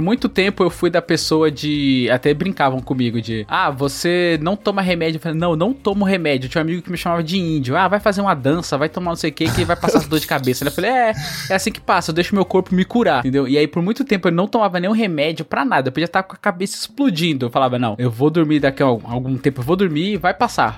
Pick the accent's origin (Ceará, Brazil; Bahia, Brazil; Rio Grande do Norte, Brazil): Bahia, Brazil; eu nasci na Bahia, e lá a maioria das pessoas assim eram pedreiras